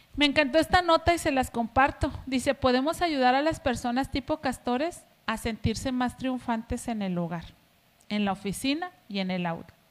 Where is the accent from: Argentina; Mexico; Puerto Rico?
Mexico; somos eh, mexicanos